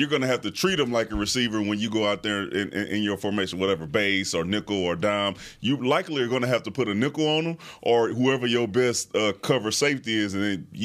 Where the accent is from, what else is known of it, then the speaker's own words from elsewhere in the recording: Pittsburgh, Pennsylvania, United States; I'm from Pittsburgh.